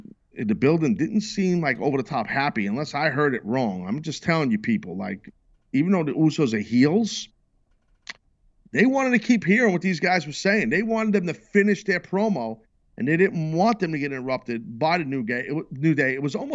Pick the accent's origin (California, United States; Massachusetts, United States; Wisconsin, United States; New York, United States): New York, United States; as a New Yorker